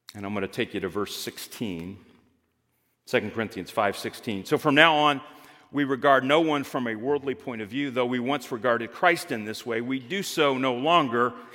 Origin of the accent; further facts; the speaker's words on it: Greenwood, Indiana, United States; I had the experience of growing up in Greenwood, Indiana